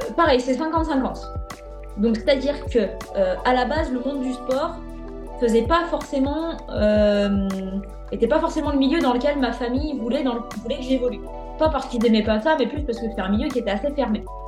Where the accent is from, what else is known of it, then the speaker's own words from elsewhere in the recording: Lyon region, Auvergne-Rhône-Alpes, France; moved away as an adult; also born or lived in Brittany; je suis sur la région lyonnaise. L'objectif, c'est d'y rester parce que bah, c'est ma région natale